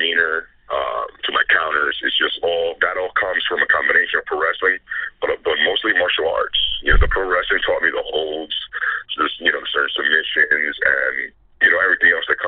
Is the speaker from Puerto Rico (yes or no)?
yes; Puerto Rico; first language Spanish; English is a second language; I was raised in Puerto Rico. Spanish was my first language. I didn't speak, read, or write English till I was about 10, 11.